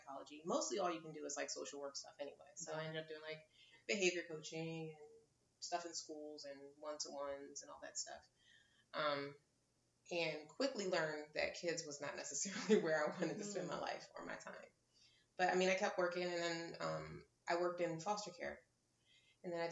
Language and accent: English; Philadelphia, Pennsylvania, United States; moved away as an adult; now in Phoenix, United States; Originally, I'm from Philadelphia, Pennsylvania, and I have been in Phoenix for 14, almost 15 years